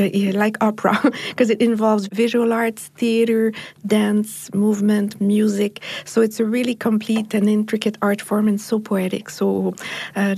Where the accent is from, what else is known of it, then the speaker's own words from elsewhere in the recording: Montreal, Quebec, Canada; I come from Montreal in Canada, and I'm the director of Castelier